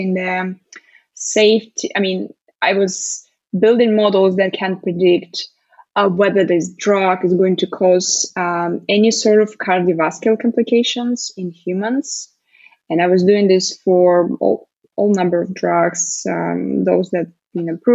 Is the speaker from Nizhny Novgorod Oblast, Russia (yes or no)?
no; Moscow, Russia; also born or lived in United Kingdom; I'm currently in Moscow, in Russia. So back to my hometown